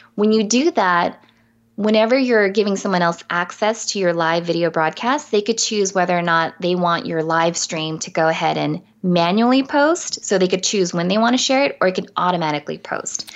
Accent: San Diego, California, United States; I'm from San Diego too

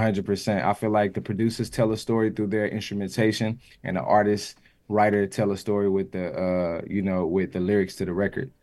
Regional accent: the South, United States; I'm from the South

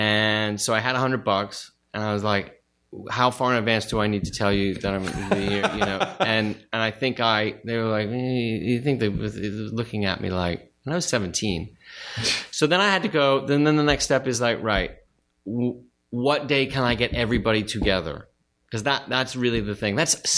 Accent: Studio City, California, United States; In Studio City.

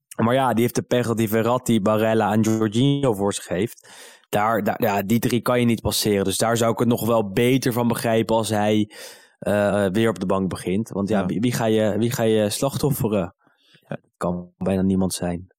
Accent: Netherlands; also born or lived in Amsterdam; Ik ben Nederlander

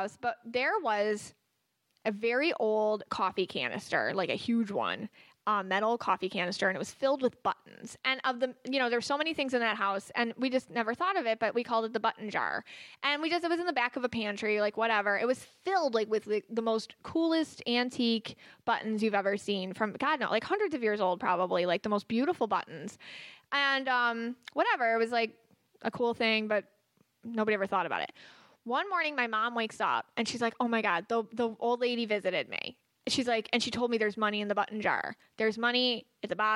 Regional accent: Buffalo, New York, United States; I'm from Buffalo. And we moved to a house in South Buffalo where a woman had just died.

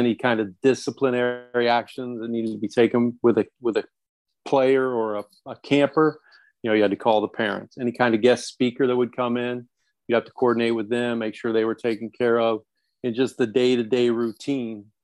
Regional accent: Lynn, Indiana, United States; moved away as an adult; also born or lived in Chicago / Washington, D.C.; I'm from Lynn, Indiana

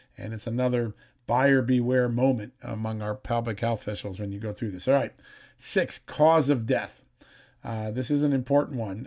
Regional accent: United States; my hometown area, New York City, Connecticut

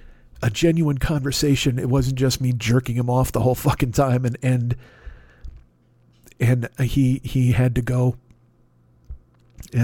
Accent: Chicago, Illinois, United States; I was from Chicago

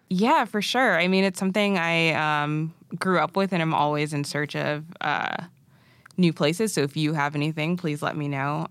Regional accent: Massachusetts, United States; also born or lived in Arusha, Tanzania; I'm originally from New England, born and raised in Massachusetts

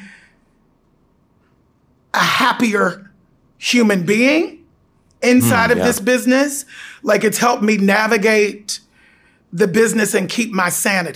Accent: Pittsburgh, Pennsylvania, United States; my hometown of Pittsburgh

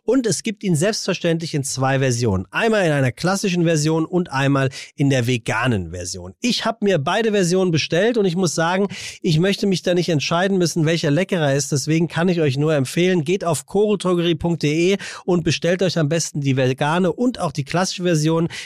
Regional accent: Hamburg, Germany; Ja, ich, ich komme ja aus dem Dorf. Ich finde das schön. Nee, Eppendorf.

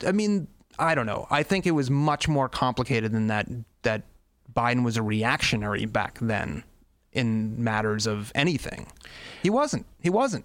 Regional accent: Boston, Massachusetts, United States; now in Chicago, United States; I grew up in Boston

